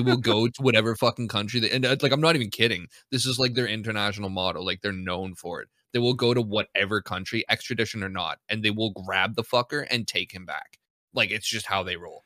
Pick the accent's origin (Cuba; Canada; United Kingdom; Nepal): Canada; I'm a Canadian